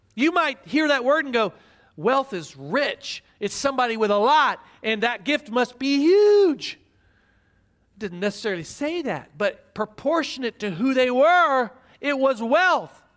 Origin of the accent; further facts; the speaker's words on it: Midwest, United States; I grew up in the Midwest watching preachers who often got on T V